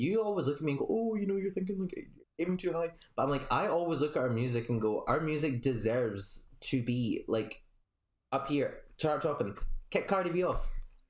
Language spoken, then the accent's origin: English; Scotland, United Kingdom; People have actually said, are you American? Like, thinking I'm from somewhere over there. I'm like, no. My accent just doesn't sound Scottish.